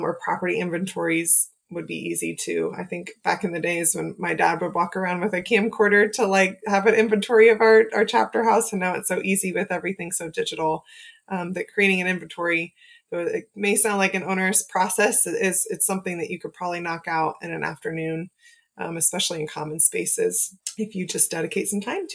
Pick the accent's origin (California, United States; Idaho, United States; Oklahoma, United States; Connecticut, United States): Oklahoma, United States; as a child growing up in Oklahoma